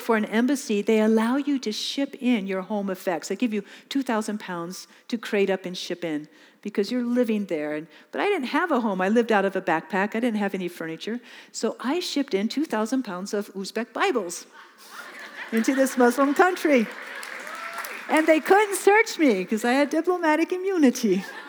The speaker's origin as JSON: {"language": "English", "region": "California", "country": "United States", "moved": "as an adult", "lives_now": "Mozambique", "said": "I'm from California."}